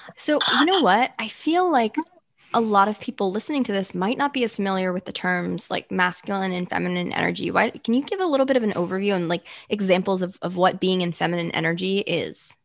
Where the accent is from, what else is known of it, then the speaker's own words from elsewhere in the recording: United States; as an American society and a culture